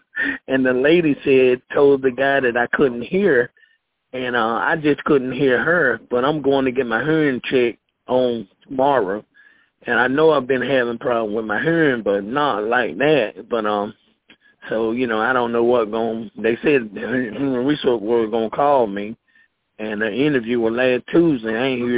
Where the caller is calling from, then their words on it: Concord, North Carolina, United States; I'm calling from Concord, North Carolina.